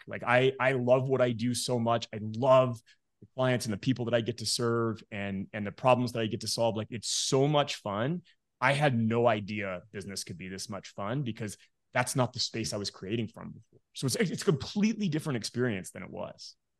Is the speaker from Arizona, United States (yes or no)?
no; Midland, Texas, United States; moved away as an adult; also born or lived in Denver, Colorado; now in Morrison, Colorado, United States; I was born and raised in Midland, Texas